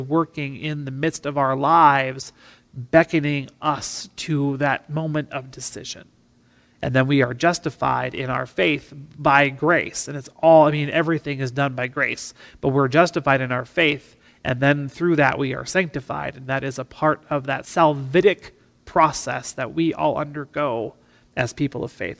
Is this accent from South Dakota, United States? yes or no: yes; River Hills of South Dakota, United States; being a farm kid growing up in the River Hills of South Dakota